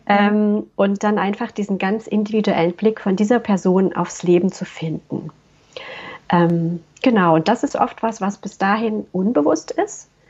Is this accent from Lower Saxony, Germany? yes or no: no; Waldbröl, North Rhine-Westphalia, Germany; ich komme aus Waldbröl, das ist eine kleine Stadt im Oberbergischen